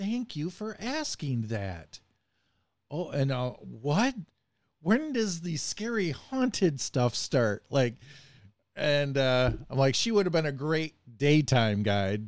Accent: Bay City, Michigan, United States; I grew up in a city called Bay City, Michigan

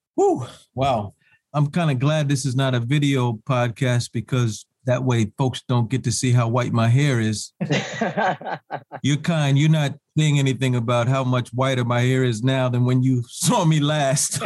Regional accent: New York City, New York, United States; also born or lived in Champaign-Urbana, Illinois / Washington, D.C.; I hail from Harlem, New York

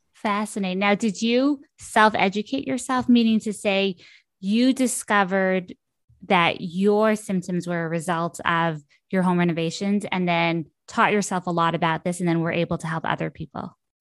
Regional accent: Ottawa, Ontario, Canada; moved away; also born or lived in Brooklyn; I'm from Ottawa

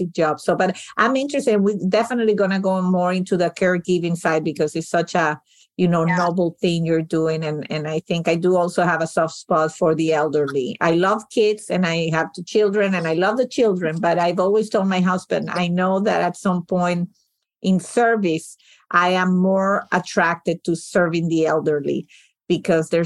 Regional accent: Venezuela; now in United States; my family's from Sicily. I was born and raised in Venezuela

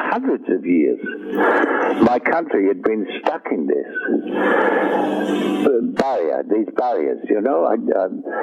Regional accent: London, United Kingdom

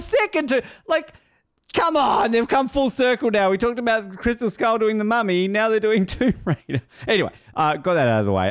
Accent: Australia; I'm Australian

